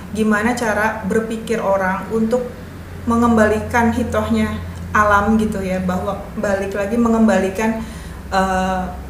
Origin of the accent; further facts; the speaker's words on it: Ciamis, West Java, Indonesia; moved away as an adult; also born or lived in Yogyakarta; now in Cilegon, Indonesia; lahir di Ciamis, dibesarkan di Ciamis